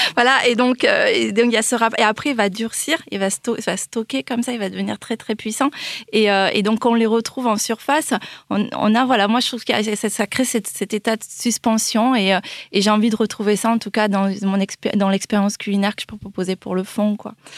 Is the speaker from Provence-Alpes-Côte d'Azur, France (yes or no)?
no; Toulouse, Occitania, France; je viens du Lauragais, euh, de Toulouse